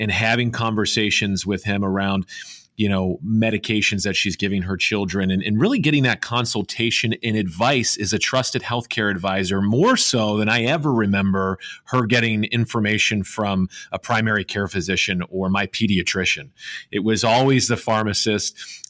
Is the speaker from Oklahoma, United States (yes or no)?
no; outside of Cincinnati, rural Ohio, United States; my hometown, outside of, again, rural Ohio, outside of Cincinnati